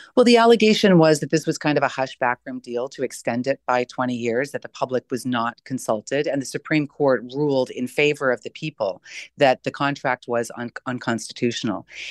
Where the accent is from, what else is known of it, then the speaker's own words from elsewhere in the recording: Canada; being a Canadian